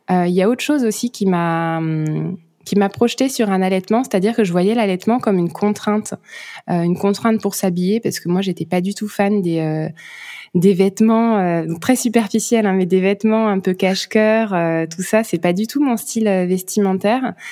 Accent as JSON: {"language": "French", "country": "France", "moved": "as an adult", "lives_now": "Luxembourg", "said": "j'habite au Luxembourg. Moi, je suis française, mais on s'est expatrié il y a bientôt sept ans au Luxembourg. C'est là qu'on travaille avec mon mari euh, et qu'on habite. Et donc que mon petit garçon est né."}